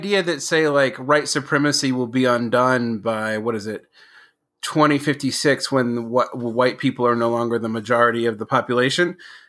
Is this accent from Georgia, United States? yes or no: yes; Georgia, United States; moved away as an adult; also born or lived in Mexico / Egypt / Asia; When I was growing up in the South in the 1980s, I'm originally from Georgia